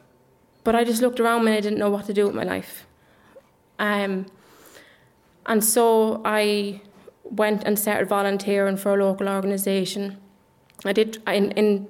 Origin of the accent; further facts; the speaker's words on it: Dublin, Leinster, Ireland; also born or lived in England; I was born in Ireland, in Dublin, but we moved when I was about 4 to England. And we never came back till I was about 10. And when I came back, I went into the Catholic primary school here in Ireland.